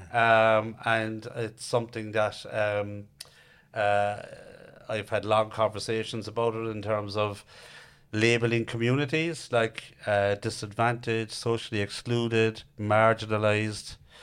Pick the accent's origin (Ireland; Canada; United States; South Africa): Ireland; Cork, Munster; I'm from Knackenheaney, Harryhill